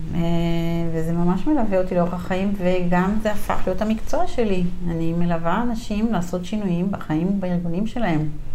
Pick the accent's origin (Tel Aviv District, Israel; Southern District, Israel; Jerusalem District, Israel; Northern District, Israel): Northern District, Israel; Gvat; moved away as an adult; אני בת קיבוץ גבת בעמק ישראל